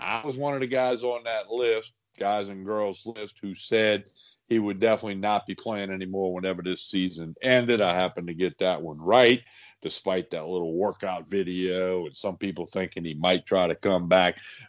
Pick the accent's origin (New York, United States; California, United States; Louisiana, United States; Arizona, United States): Louisiana, United States; New Orleans; I grew up in New Orleans. I was a young kid when the New Orleans Saints, you know, became the New Orleans Saints.